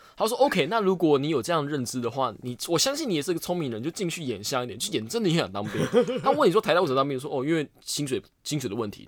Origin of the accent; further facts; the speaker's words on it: Penghu County, Taiwan; 我老家在澎湖啊